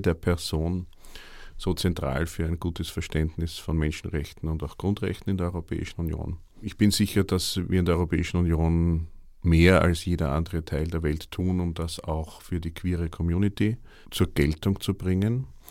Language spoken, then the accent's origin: German; Vienna, Austria; bei uns in Wien